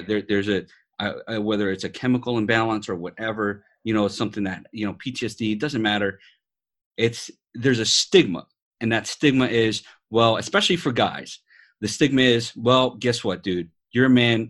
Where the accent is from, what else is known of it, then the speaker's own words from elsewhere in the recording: New York City, New York, United States; accent: New York; moved away; also born or lived in Las Vegas; I'm a New York born Puerto Rican